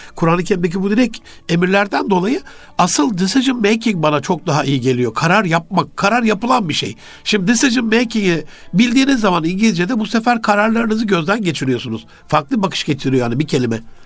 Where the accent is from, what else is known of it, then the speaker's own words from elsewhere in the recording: Turkey; bir Türk olarak